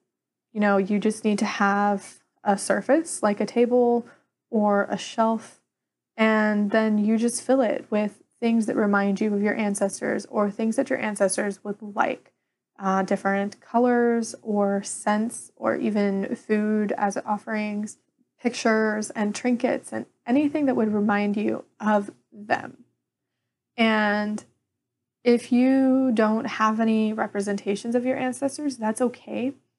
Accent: Ireland; As an Irish pagan, I don't necessarily have any correspondences with Samhain like you would see with Wicca.

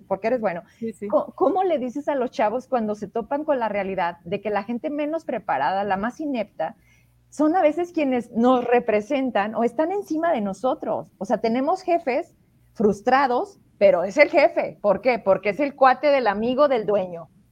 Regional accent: Fresnillo, Zacatecas, Mexico; yo soy de Fresnillo

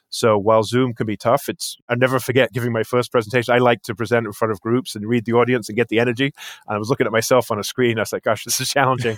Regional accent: England, United Kingdom; moved away as an adult; also born or lived in New Jersey, United States; now in United States; I moved over here after high school when I was eighteen years old. I grew up in England, actually

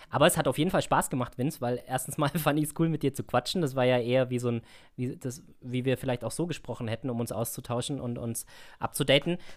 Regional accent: Augsburg, Bavaria, Germany; ich bin ja ursprünglich aus Augsburg.

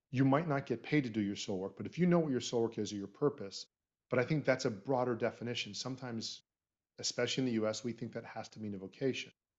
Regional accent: Florida, United States; we're both from Florida

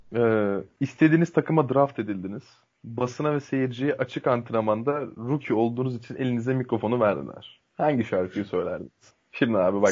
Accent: Turkey; Türk Türk'üm

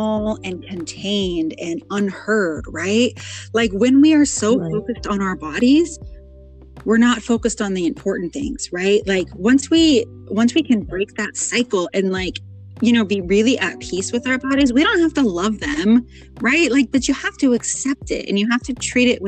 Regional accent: Portland, Oregon, United States; I am from Portland, Oregon

